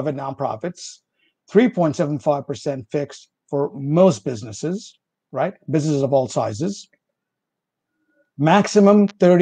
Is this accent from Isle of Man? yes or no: no; India; English is a second language; moved away; English is a foreign language for me. I'm originally from India